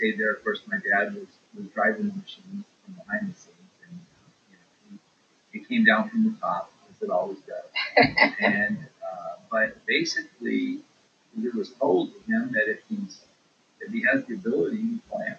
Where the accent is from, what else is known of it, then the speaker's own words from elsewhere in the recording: Torrance, California, United States; I was born in Torrance, and I was the last child that came about 10 years later, 15 years later from my other siblings.